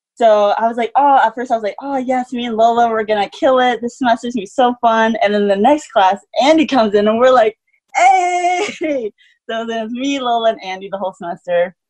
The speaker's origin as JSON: {"language": "English", "region": "Manitoba", "country": "Canada", "tie": "born or raised there", "moved": "as an adult", "lives_now": "Salt Lake City, United States"}